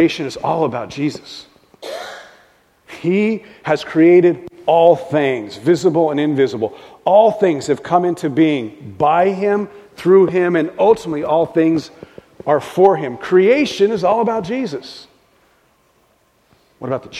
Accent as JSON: {"language": "English", "region": "Southwest", "country": "United States", "tie": "born or raised there", "also_born_or_lived": "Albuquerque, New Mexico / Lubbock, Texas", "moved": "as an adult", "lives_now": "Seattle, United States", "said": "having lived almost my whole life in the Southwest"}